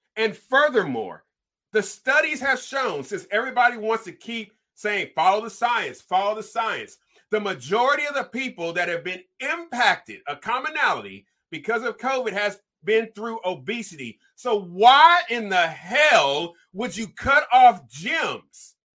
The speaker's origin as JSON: {"language": "English", "region": "California", "country": "United States", "tie": "born or raised there", "said": "growing up in California"}